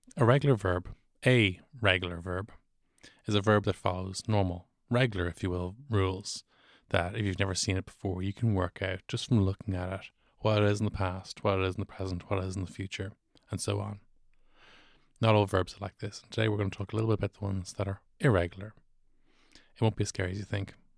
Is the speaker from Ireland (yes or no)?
yes; Dublin, Leinster, Ireland; I am from Dublin, and and while I do have Cork cousins